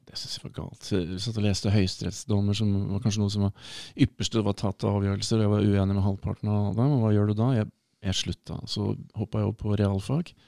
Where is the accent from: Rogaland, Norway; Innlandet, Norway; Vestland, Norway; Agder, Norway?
Innlandet, Norway; Hamar; moved away; also born or lived in Burundi / United States; rundt Hamar